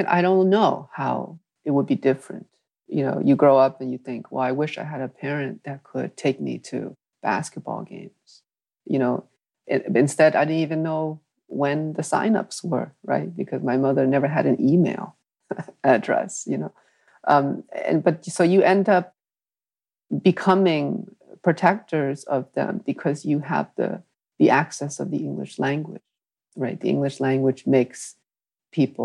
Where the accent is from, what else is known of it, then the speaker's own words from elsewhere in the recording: Hartford, Connecticut, United States; English is a second language; growing up in New England